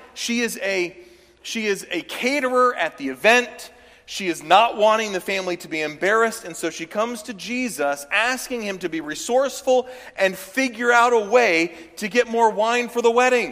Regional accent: the South, United States; I'm from the South

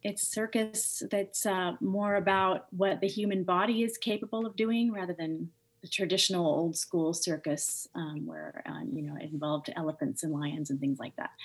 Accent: Seattle, Washington, United States; also born or lived in Missoula, Montana; So I grew up in Seattle, Washington. Um, originally, I was born in Missoula, Montana, um, and then I moved to Seattle. I think at the age of three or four

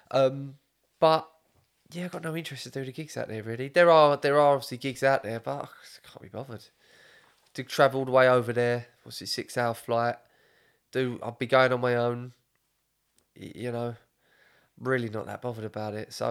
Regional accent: England, United Kingdom; I'm English.

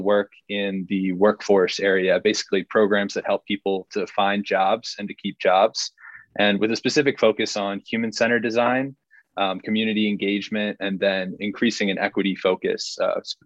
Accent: Cincinnati, Ohio, United States; also born or lived in Virginia / Washington, D.C.; now in San Diego, United States; I'm from Cincinnati, Ohio, originally, kind of jumped around over the course of my life, my career, spent some time in Virginia, in DC

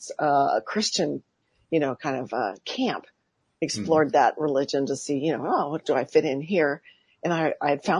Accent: Santa Barbara, California, United States; now in Woodland Hills, United States; I've been born and raised on the West Coast. I had the absolute spectacular, beautiful childhood in Santa Barbara, California

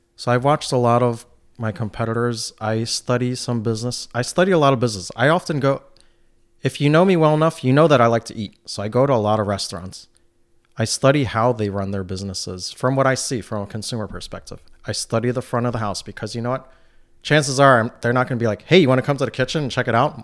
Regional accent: New York City, New York, United States; also born or lived in Brooklyn; now in North Country, United States; Growing up in New York City

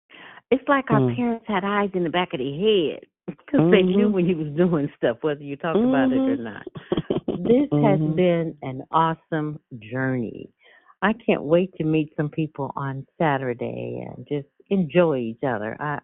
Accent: San Francisco, California, United States; I was raised in San Francisco

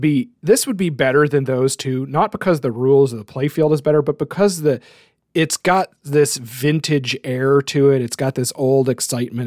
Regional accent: New Brunswick, Canada; my hometown.

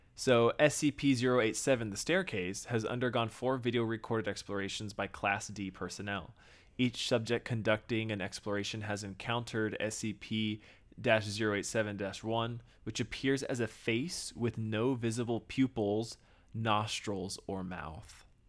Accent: Texas, United States; moved away; growing up in Texas, we do crawfish boils because we're right next to Louisiana

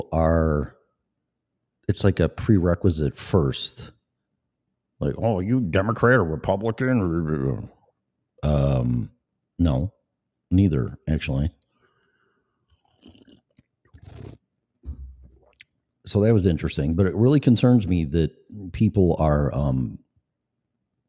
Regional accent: Illinois, United States; moved away; also born or lived in Colorado / Florida; I lived in Colorado before, and I'm from Illinois

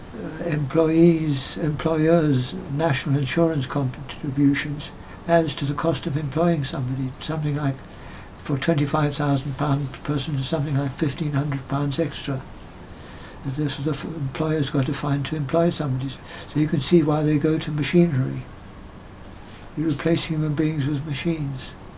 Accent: Johannesburg, Gauteng, South Africa; moved away as an adult; now in England; they settled in Johannesburg. Wow. That's where I was born

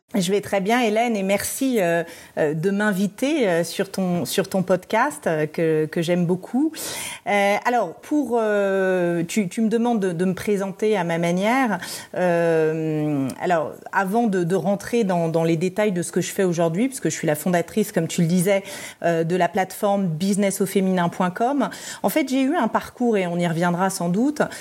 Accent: Paris, Île-de-France, France; also born or lived in Brussels; je suis française et, parisienne, mais j'avais vécu à Bruxelles

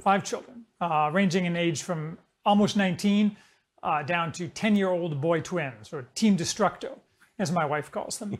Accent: Indiana, United States; also born or lived in Chicago; I grew up in Indiana, which is kind of as generic as you can get.

